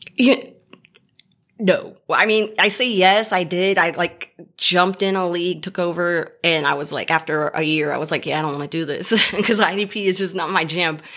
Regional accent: Dallas, Texas, United States; I'm from the Dallas area

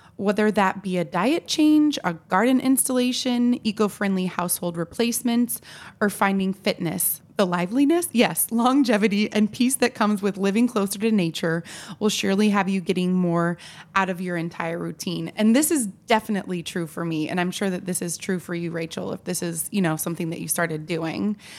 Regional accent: Tillamook, Oregon, United States; now in Washington, D.C., United States; I am from Tillamook, Oregon. a land of cheese, trees, and ocean breeze.

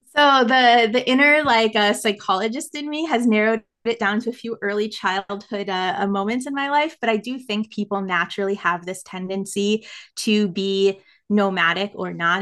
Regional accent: United States; accent: American; moved away as an adult; I am American

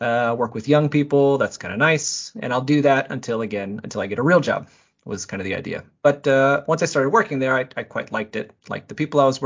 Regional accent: South Bend, Indiana, United States; I'm born and raised in South Bend, Indiana

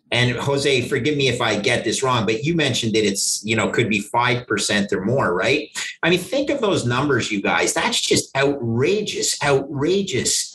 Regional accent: Canada; I grew up in Canada

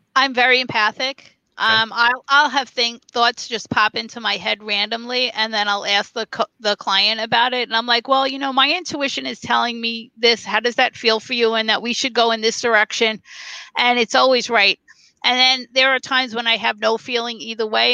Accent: New York City, New York, United States; moved away as an adult; also born or lived in North Carolina / Las Vegas; I'm a New Yorker

